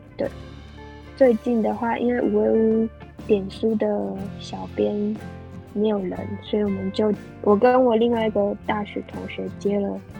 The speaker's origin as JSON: {"language": "Chinese", "town": "Shoufeng", "region": "Hualien County", "country": "Taiwan", "tie": "born or raised there", "said": "就是在那边长大嘛"}